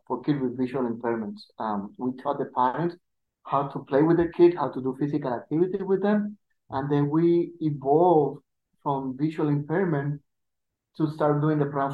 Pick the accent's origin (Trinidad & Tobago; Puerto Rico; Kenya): Puerto Rico; accent: Puerto Rican; English is a second language; I have a Puerto Rican accent